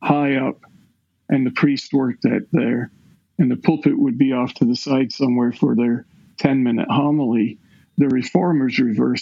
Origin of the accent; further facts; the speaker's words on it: Scotland, United Kingdom; now in Clyde, United States; I was raised in the Episcopal Church of Scotland